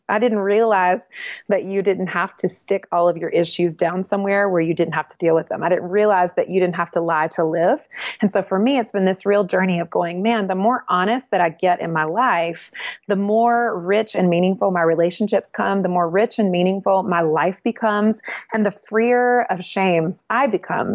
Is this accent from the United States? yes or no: yes; the South, United States; Well, I was raised in the South and I love the South where I was raised.